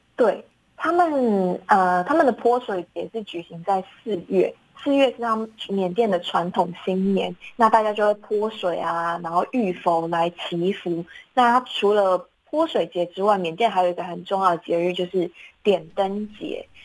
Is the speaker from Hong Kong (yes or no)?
no; Taiwan; 我们就是台湾人